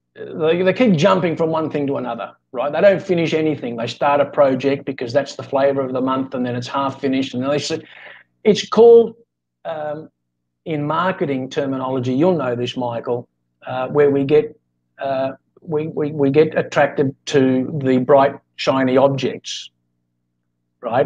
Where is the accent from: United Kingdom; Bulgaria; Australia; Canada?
Australia; now in Philippines; I'm Australian, but I'm living in in the Philippines.